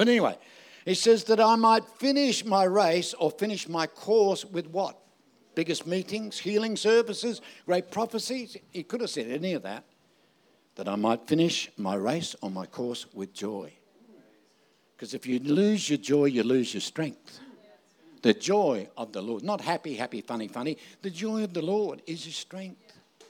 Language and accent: English; Darwin, Northern Territory, Australia; also born or lived in United States; I'm from Darwin